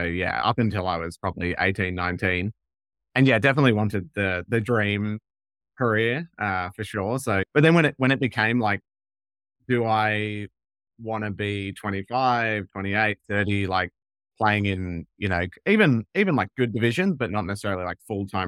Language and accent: English; Perth, Western Australia, Australia; moved away as an adult; also born or lived in United Kingdom / United States; I grew up in Perth, so Western Australia. So spent the first kind of 17, 18 years of my life in Perth